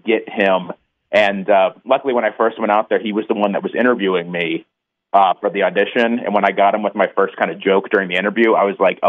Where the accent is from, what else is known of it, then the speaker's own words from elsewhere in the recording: Indiana, United States; now in California, United States; I'm not from Fort Wayne, but I'm an Indiana boy.